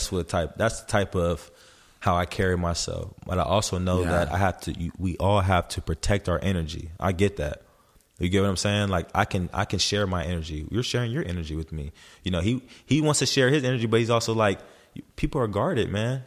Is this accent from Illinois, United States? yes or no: no; Los Angeles, California, United States; Yeah, I was born in Los Angeles. I always say like I'm a well-rounded person. Like I was raised, born in the West Coast.